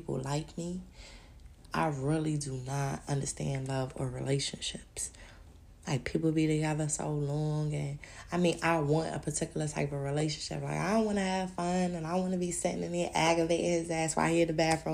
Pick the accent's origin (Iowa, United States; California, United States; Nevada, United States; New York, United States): New York, United States; New York City; I was born in Brooklyn